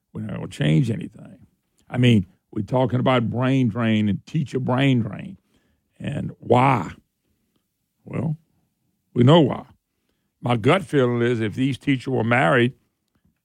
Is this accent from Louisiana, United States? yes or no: yes; Plaquemine, Louisiana, United States; moved away as an adult; I grew up in Plaquemine, which is not too far to Baton Rouge